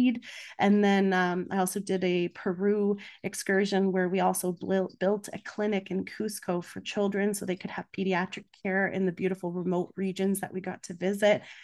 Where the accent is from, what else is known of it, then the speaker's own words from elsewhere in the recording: Canada; also born or lived in Budapest, Hungary; I'm Hungarian Canadian, but both my parents were refugees, so there is a difference in how I was raised